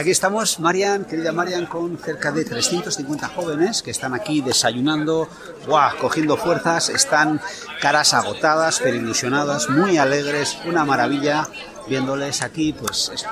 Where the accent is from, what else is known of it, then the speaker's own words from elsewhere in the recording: Santiago, Santiago Metropolitan Region, Chile; Sí, vengo de Chile, de Santiago. De Santiago de Chile.